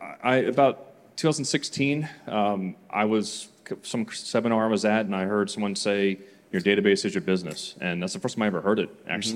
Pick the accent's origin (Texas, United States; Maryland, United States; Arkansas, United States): Maryland, United States; Mount Airy; I'm from Mount Airy, Maryland.